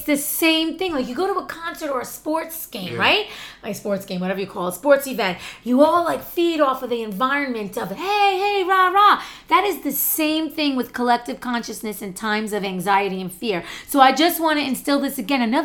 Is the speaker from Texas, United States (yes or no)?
no; New Jersey, United States; I grew up out right outside New Jersey